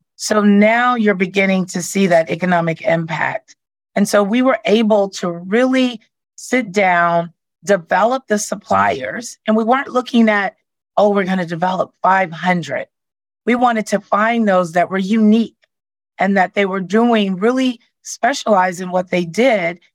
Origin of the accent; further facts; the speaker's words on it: Arkansas, United States; I'm from Arkansas and I was raised